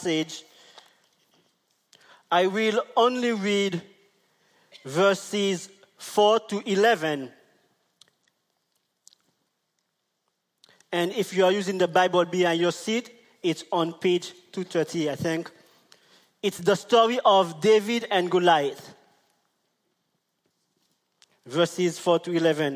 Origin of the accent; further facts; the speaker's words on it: St. Vincent & Grenadines; We are from St. Vincent